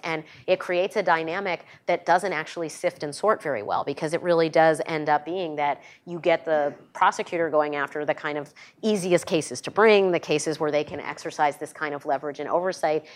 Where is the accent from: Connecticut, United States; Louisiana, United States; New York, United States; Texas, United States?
New York, United States; my home state of New York